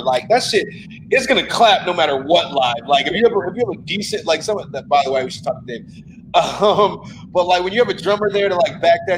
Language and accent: English; Chicago, Illinois, United States; I'm from Chicago